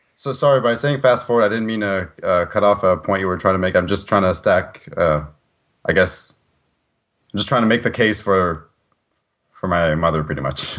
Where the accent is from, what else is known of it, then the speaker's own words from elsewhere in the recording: Canada; being a Canadian citizen